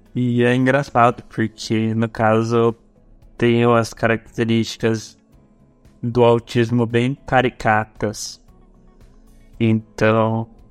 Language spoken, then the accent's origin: Portuguese; Arapongas, Paraná, Brazil; eu voltei para minha cidade natal